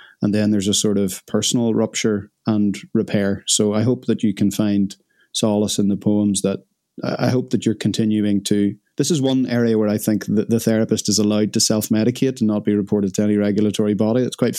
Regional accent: Ireland; I'm Irish, so I've been stealing the milk out of your tea.

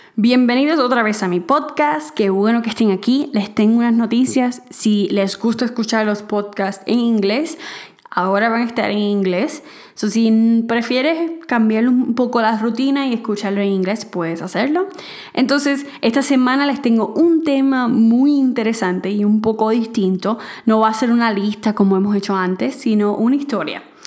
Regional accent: Puerto Rico; moved away as an adult; now in Mexico; en mi país, en Puerto Rico

